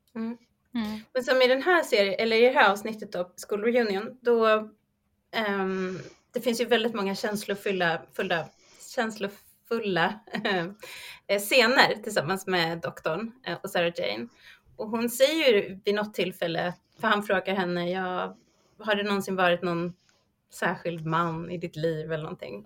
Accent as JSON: {"language": "Swedish", "country": "Sweden", "said": "oss som svenskar"}